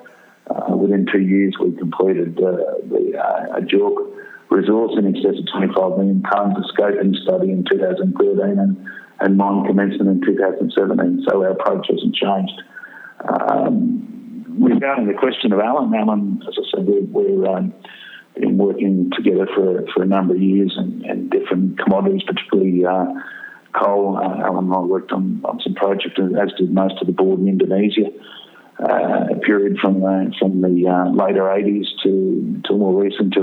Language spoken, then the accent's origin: English; Ipswich, Queensland, Australia; I was born in Ipswich, outside of Brisbane, to a family of coal miners, and commenced with a company called New Hope Corporation in Ipswich in 1982